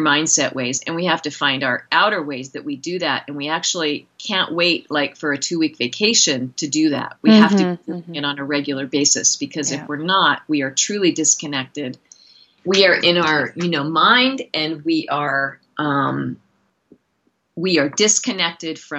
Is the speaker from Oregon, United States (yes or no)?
yes; outside the Willamette Valley, rural Oregon, United States; also born or lived in San Francisco / Seattle / Philadelphia; now in Montana, United States; I grew up in rural Oregon, which is also beautiful, in the, you know, outside of the Willamette Valley